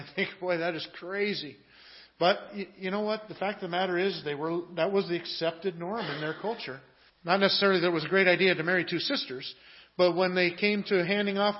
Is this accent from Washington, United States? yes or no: yes; Washington, United States; I grew up in Washington State